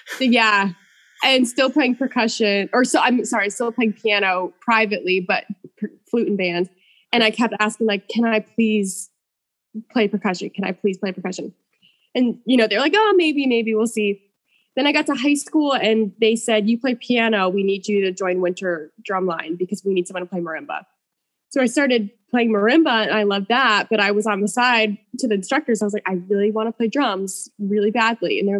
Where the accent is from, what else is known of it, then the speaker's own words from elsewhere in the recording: Enfield, Connecticut, United States; also born or lived in Springfield, Massachusetts; I grew up in Enfield, Connecticut